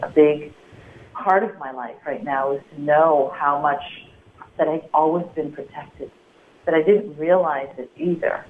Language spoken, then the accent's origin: English; Midwest, United States; as a child, you know, growing up in the Midwest